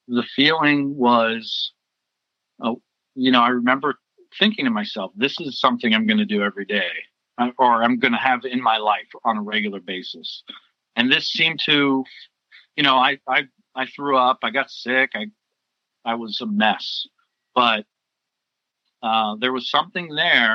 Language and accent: English; Foster City, California, United States; also born or lived in San Francisco; I grew up in Foster City in the Bay Area. I was born in San Francisco and grew up in on the peninsula